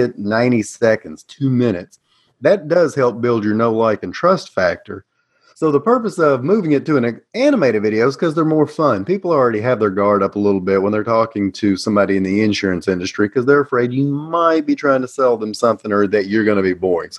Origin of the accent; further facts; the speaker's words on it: Tennessee, United States; accent: Southern; I am U.S.-based Tennessee